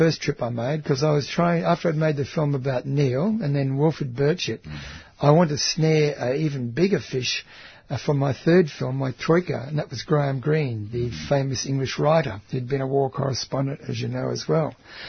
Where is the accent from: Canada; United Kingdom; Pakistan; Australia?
Australia; I'm from Australia